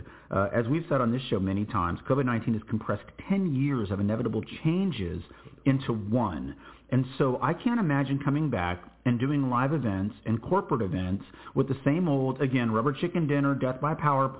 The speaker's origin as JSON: {"language": "English", "town": "New Braunfels", "region": "Texas", "country": "United States", "tie": "born or raised there", "said": "in my hometown of New Braunfels, Texas"}